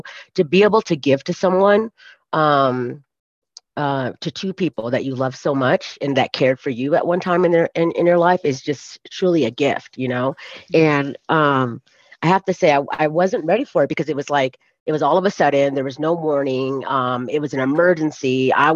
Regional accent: California, United States; moved away as an adult; now in Colorado, United States; I'm from California, and I came back to the US to live in Colorado, which is not my home

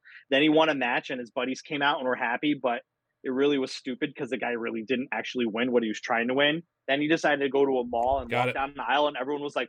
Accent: St. Louis, Missouri, United States; Alex drew a blank on Marshall Faulk, even though I grew up in St. Louis.

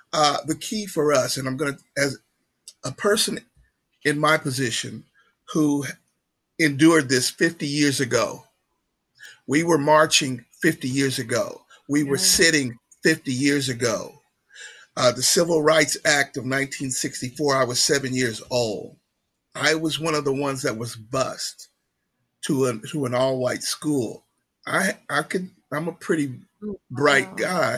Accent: Southeast Kansas, United States; moved away as an adult; now in Wichita, United States; I'm from Southeast Kansas

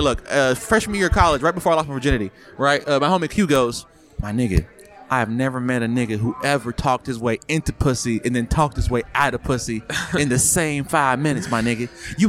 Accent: Memphis, Tennessee, United States; Oh, I'm from Memphis.

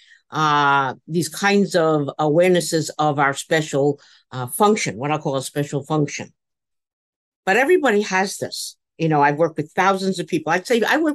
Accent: New York City, New York, United States; I grew up in the Bronx, and that was part of my life because I was born in New York City in a tenement

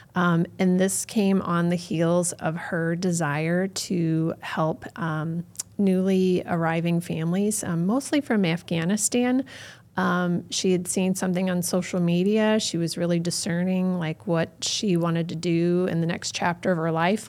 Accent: North County, Missouri, United States; I grew up in North County

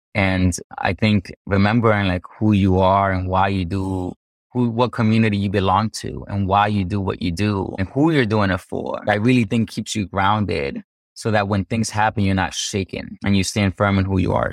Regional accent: United States; also born or lived in Cartagena, Colombia; I came here when I was a kid, and so I grew up here in the United States

